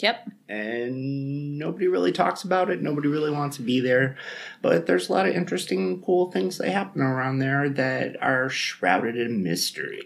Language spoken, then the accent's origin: English; Buffalo, New York, United States; I'm from Buffalo